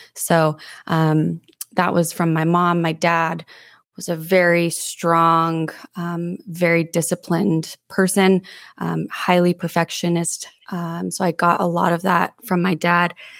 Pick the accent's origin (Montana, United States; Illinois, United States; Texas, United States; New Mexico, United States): New Mexico, United States; Santa Fe; moved away as an adult; also born or lived in Denver; now in Monterey, United States; I was born and raised in Santa Fe, New Mexico